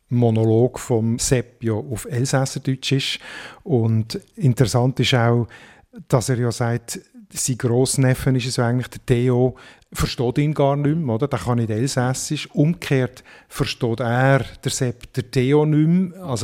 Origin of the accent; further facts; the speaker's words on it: Switzerland; accent: High Alemannic; Also mir fällt auf, gewisse Elemente, die jetzt äh, in der Hochalemannischen, in unseren hochalemannischen Dialekt nicht sind